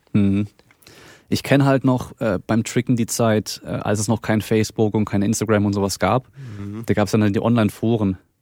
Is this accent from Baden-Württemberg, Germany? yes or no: yes; Baden-Württemberg, Germany; ich komme hier aus Baden-Württemberg, das heißt, so Dialekt ist noch ein bisschen anders